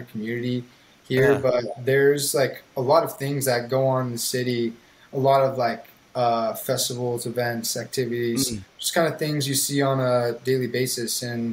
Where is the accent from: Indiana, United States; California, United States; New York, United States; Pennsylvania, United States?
California, United States; moved away as an adult; now in Pittsburgh, United States; everyone here thinks my lingo is funny because I'm from California